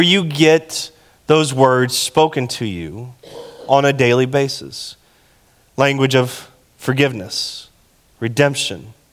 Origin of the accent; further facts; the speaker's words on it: Texas, United States; I'm from Texas, and we don't do good with metaphors